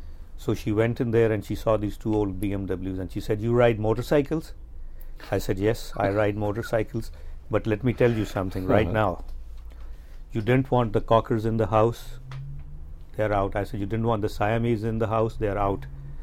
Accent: Los Angeles, California, United States; She said, where are you from? I said, I'm from Los Angeles.

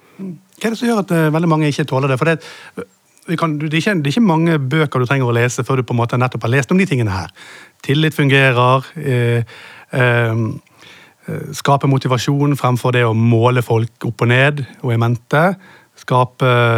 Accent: Bergen, Vestland, Norway; siden jeg er fra Bergen

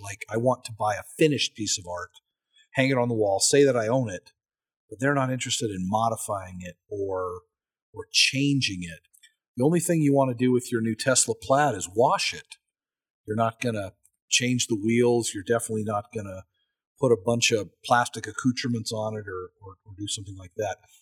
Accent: United States; as an American

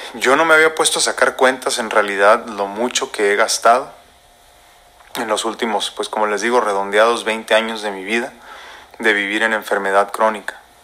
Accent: Mexico; nosotros como mexicanos, como hispanos, como latinos

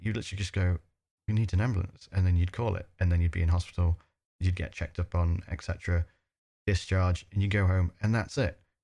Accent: United Kingdom; as a British person who's used to free healthcare

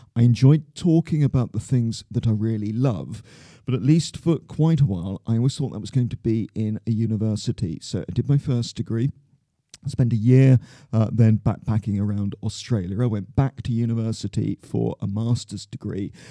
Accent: Plymouth, South West England, United Kingdom; moved away as an adult; now in London, United Kingdom; I grew up in Plymouth in Devon

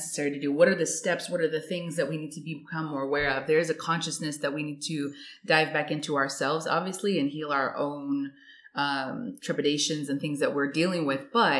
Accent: United States; As an American

